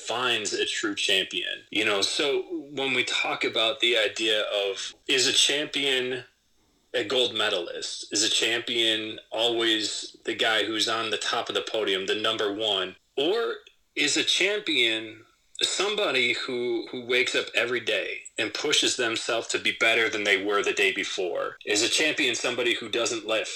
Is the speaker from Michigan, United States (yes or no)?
yes; Southwest Michigan, United States; I grew up in Southwest Michigan. I grew up in a pretty rural area.